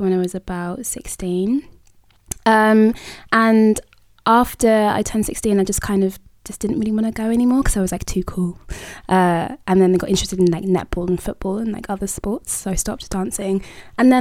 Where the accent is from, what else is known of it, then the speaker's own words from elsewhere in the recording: London, United Kingdom; I'm from London, East London to be exact